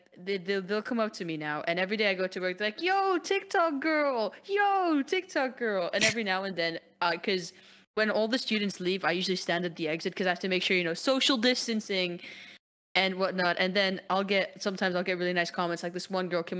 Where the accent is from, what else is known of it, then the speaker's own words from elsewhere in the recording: Lebanon; I'm Lebanese